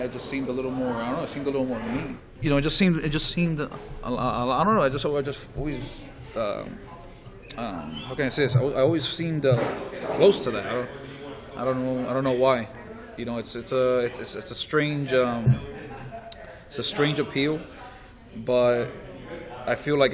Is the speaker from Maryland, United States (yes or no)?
no; Miami Gardens, Florida, United States; I was born and raised Miami, from Carroll City